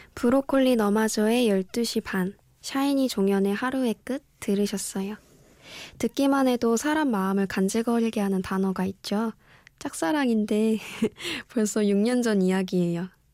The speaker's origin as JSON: {"language": "Korean", "region": "Daejeon", "country": "South Korea", "moved": "yes", "said": "지극히 평범한 대전에서 올라왔고요"}